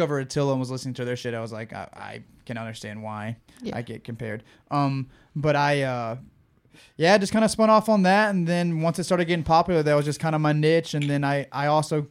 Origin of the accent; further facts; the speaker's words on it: Louisiana, United States; accent: Cajun; I'm from Louisiana, that fast Cajun talk